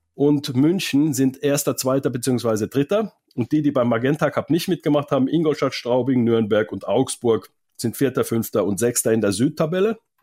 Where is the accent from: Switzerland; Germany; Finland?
Finland; moved away; Ich komme ja aus Finnland